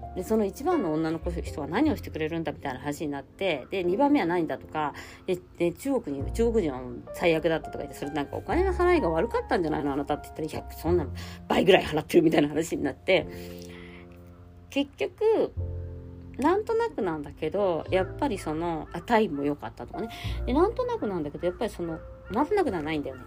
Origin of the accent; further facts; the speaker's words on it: Japan; moved away; 私の実家の団地のバルコニーから